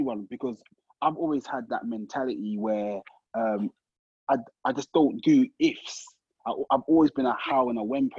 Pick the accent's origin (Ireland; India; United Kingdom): United Kingdom; London; little old me from Brixton